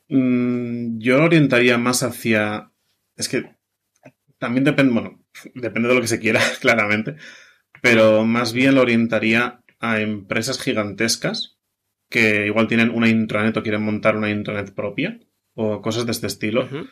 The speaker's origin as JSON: {"language": "Spanish", "region": "Basque Country", "country": "Spain", "said": "soy de Euskadi, ¿vale? Vasco"}